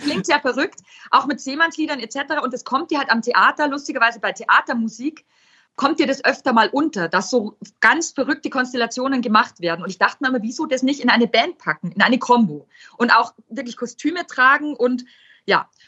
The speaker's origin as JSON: {"language": "German", "town": "Weiden in der Oberpfalz", "region": "Bavaria", "country": "Germany", "tie": "born or raised there", "said": "im Jutz in Weiden groß wird"}